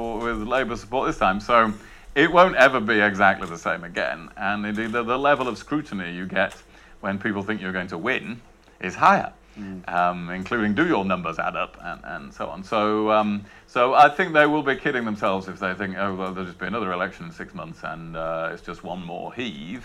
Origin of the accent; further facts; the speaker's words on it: Rother Valley, Yorkshire and the Humber, United Kingdom; from the Rother Valley